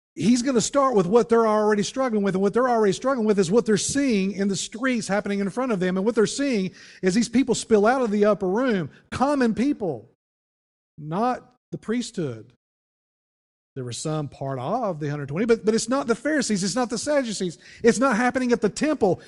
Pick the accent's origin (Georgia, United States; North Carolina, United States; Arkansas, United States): North Carolina, United States; Wilkes County; moved away; I'm originally from Wilkes County